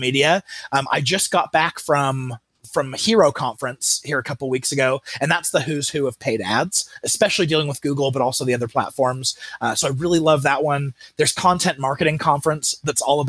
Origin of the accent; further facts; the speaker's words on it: Mesa, Arizona, United States; I grew up in Mesa, Arizona